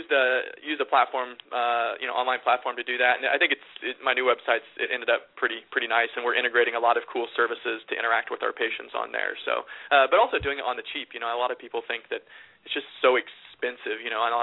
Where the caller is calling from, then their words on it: Midwest, United States; I'm calling from the Great Midwest, not too far away from KCUMB.